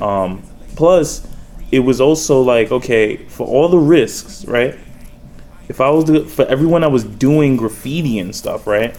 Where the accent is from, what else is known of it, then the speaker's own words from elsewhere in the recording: New York City, New York, United States; also born or lived in Baltimore, Maryland; raised in New York